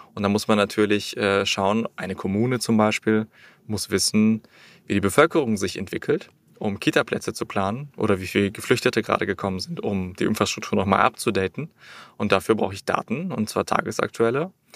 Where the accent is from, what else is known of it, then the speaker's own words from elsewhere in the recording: Berlin, Germany; Ich bin in Berlin groß geworden